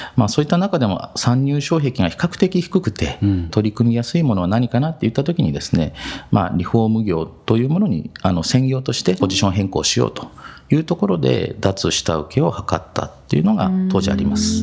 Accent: Matsumoto, Nagano, Japan; 松本で生まれて、今もそのまま、はい、まあ学生時代もずっとこちらで過ごしてます。

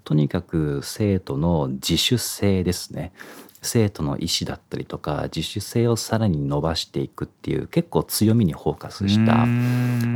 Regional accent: Iwate, Japan; born or raised there

